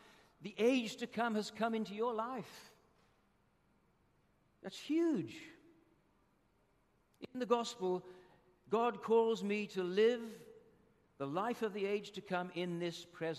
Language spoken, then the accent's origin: English; Wales, United Kingdom; also born or lived in Hobart, Australia; now in Australia; I'm Welsh